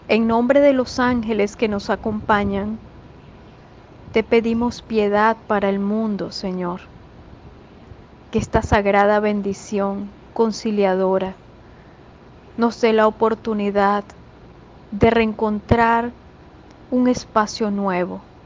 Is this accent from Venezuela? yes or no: yes; Venezuela; cada uno de nosotros, todos venezolanos